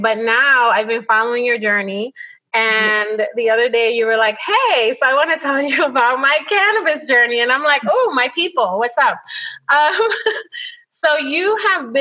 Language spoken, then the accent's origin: English; New York City, New York, United States; I'm a girl from the Bronx